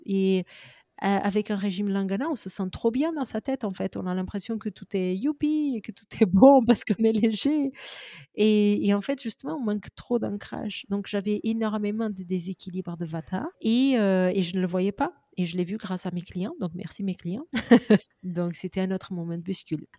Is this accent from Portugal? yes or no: yes; Portugal; je suis portugaise aux origines indiennes